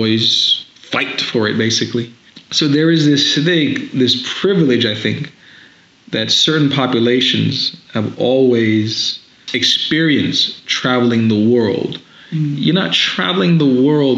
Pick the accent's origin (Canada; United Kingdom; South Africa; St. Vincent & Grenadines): St. Vincent & Grenadines; now in United States; growing up in the Caribbean, same sort of place, basically like going back to Africa. Mm-hmm. And I go back home to St. Vincent in the Caribbean every summer